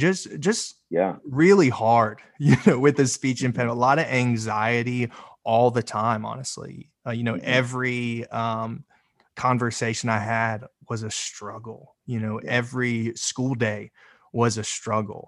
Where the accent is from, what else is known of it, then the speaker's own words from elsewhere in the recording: Raleigh, North Carolina, United States; I'm originally from Raleigh, North Carolina